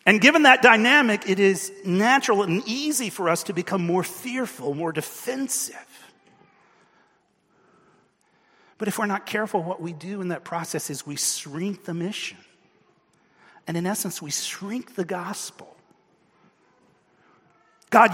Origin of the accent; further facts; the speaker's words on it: United States; as an American